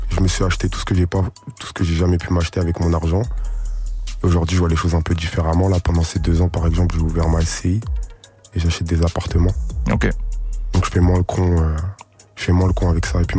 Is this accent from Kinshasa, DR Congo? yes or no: yes; Kinshasa, DR Congo; c'est un shout pour mon pays, pour mon bled en fait. Kinshasa